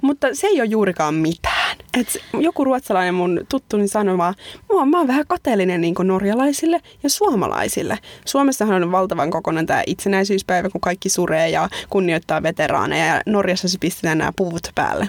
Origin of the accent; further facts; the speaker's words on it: Pori, Satakunta, Finland; moved away as an adult; now in Sweden; mä oon tuota Porista, että se on tuosta rannikolta